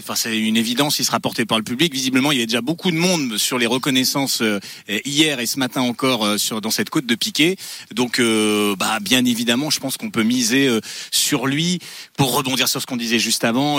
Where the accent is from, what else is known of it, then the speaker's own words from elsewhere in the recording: the North, Hauts-de-France, France; Je viens du Nord